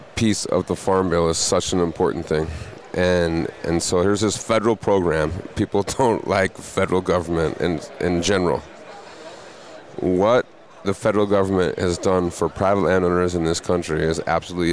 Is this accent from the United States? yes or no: yes; Montana, United States; in my home state of Montana, I grew up there